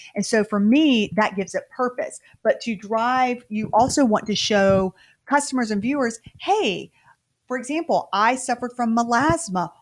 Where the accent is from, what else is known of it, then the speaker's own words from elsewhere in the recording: the South, United States; we're from the South